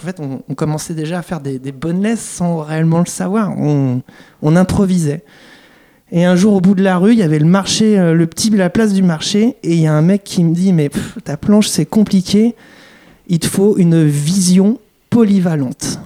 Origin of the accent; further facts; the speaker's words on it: France; on est français